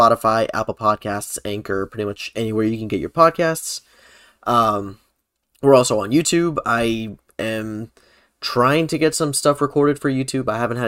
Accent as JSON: {"language": "English", "country": "Puerto Rico", "said": "Like you guys got to see us go like full on Puerto Rican for this episode."}